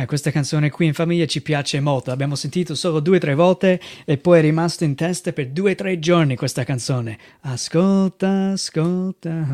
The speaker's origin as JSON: {"language": "Italian", "country": "United States", "second_language": "Italian", "moved": "as an adult", "lives_now": "Italy", "said": "vengo dai Stati Uniti, sono qui in Italia servendo il Signore"}